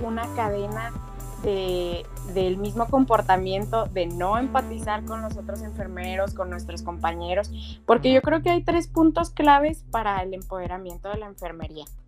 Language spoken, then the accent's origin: Spanish; Mexico; also born or lived in Chihuahua; aquí en México